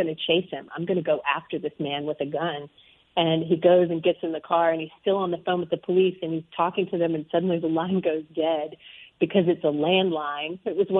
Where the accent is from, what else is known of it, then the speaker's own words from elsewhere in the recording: Arkansas, United States; moved away; I grew up in the South. I grew up in Arkansas.